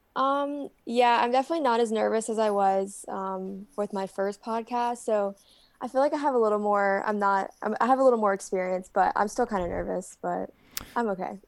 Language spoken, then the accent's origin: English; Greenville, North Carolina, United States; I'm from Greenville